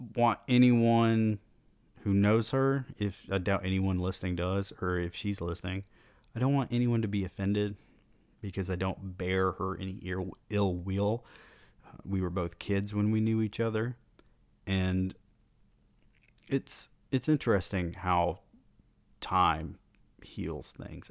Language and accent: English; the South, United States; I was born in the South